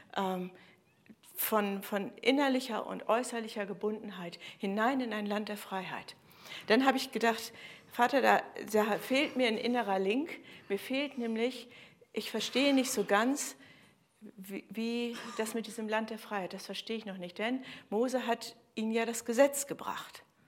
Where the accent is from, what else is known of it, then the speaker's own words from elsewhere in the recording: Germany; bei uns in Deutschland